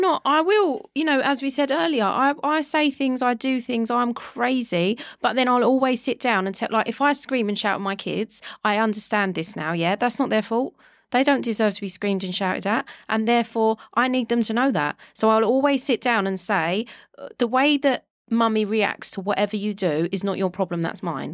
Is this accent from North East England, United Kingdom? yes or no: no; London, United Kingdom; moved away as an adult; I grew up in Walthamstow in London